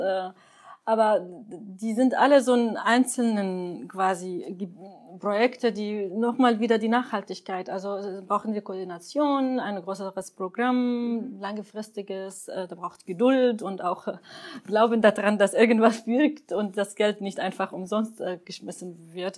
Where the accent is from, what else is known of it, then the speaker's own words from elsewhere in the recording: Syria; now in Germany; ich würde mir richtig wünschen als Syrerin